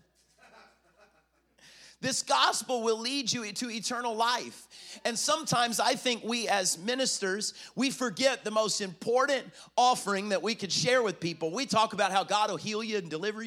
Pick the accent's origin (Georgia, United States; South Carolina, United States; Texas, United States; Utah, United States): South Carolina, United States; now in Florida, United States; I'm from South Carolina. I live in Florida, but I'm South Carolina boy.